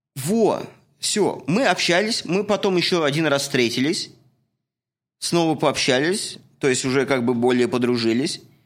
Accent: Russia; moved away as an adult; now in Canada; я из России

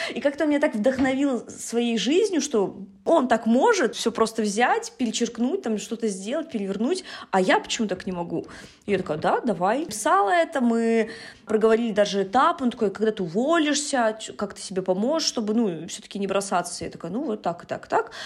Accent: Yaroslavl, Yaroslavl Oblast, Russia; moved away as an adult; now in Saint Petersburg, Russia; в Ярославль, да, в мой родной город

